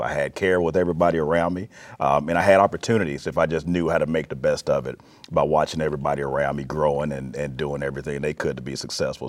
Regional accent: Florence, Alabama, United States; moved away as an adult; also born or lived in Mississippi / Arizona / Texas / Illinois; now in Peoria, United States; born and raised in Alabama, lived in Mississippi, Arizona, Texas, Illinois

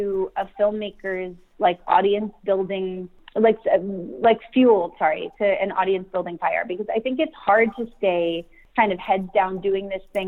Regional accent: Sacramento, California, United States; I'm from Sacramento

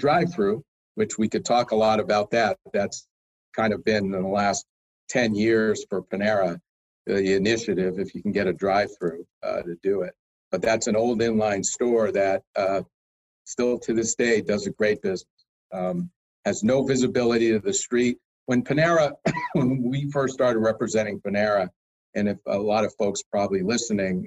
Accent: Springfield, Massachusetts, United States; moved away as an adult; also born or lived in Boston / Phoenix; I was born and raised in Springfield, Mass.

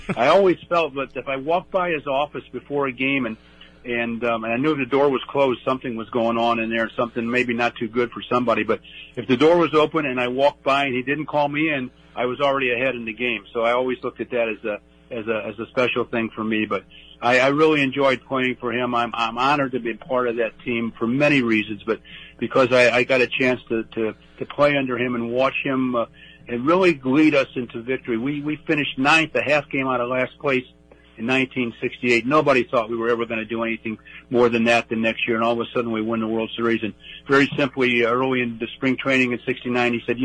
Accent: St. Louis, Missouri, United States; I idolized them as a kid growing up in St. Louis

